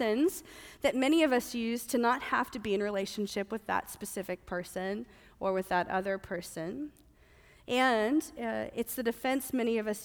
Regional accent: the South, United States; moved away; I'm from the South

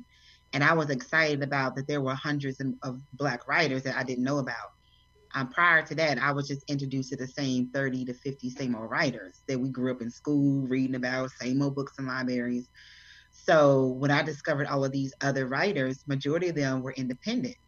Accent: Fort Worth, Texas, United States; moved away as an adult; now in Atlanta, United States; I grew up in Texas

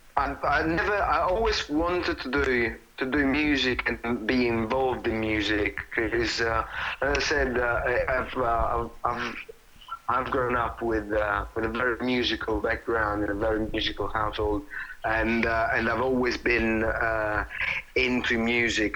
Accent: Italy; now in London, United Kingdom; I was born and raised in Italy.

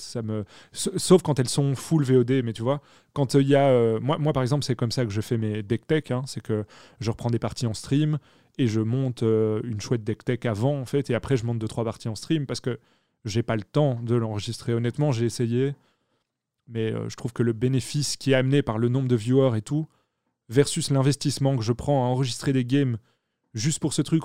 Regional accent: Belgium; je suis belge, donc je dis pas Twitch.

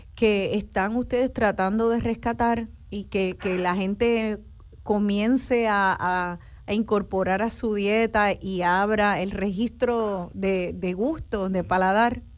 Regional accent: Puerto Rico; nosotros como, como boricuas

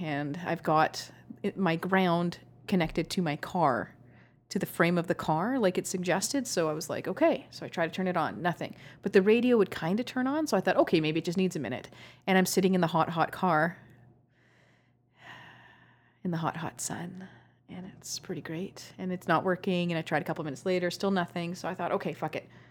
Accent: Canada; accent: Canadian; I'm Canadian.

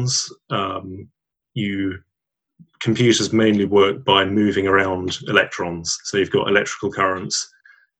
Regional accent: Southall, London, United Kingdom; born or raised there; also born or lived in Hammersmith / Northolt / Cambridge

